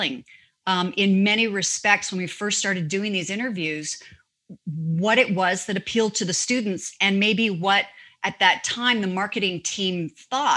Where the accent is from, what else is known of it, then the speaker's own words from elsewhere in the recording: Canada; moved away as an adult; also born or lived in Toronto / New York; now in United States; I'm a Canadian, I'm a global citizen. I'm an American by choice. I am a Canadian by birth.